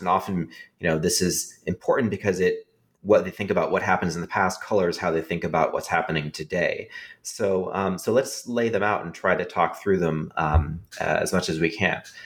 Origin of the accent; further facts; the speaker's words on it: California, United States; I grew up in California